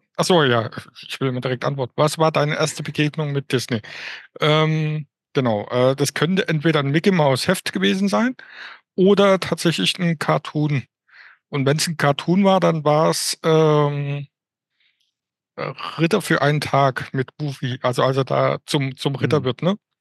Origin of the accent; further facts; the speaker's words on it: Offenbach am Main, Hesse, Germany; ich komme aus Offenbach bei Frankfurt